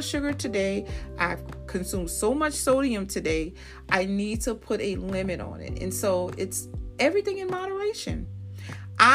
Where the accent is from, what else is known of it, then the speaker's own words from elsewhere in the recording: New Orleans, Louisiana, United States; I'm from New Orleans